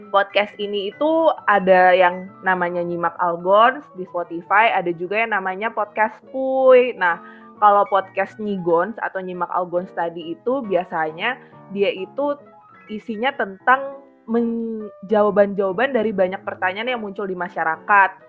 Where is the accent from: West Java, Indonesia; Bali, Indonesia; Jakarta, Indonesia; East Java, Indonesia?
West Java, Indonesia; Bekasi; now in Surabaya, Indonesia; dari UKM Kakak, Unit Kegiatan Mahasiswa Kerohanian Katolik. Aku dari FISIP, Prodi Ilmu Komunikasi, Angkatan 2020, dan asalnya dari hmm. Bekasi.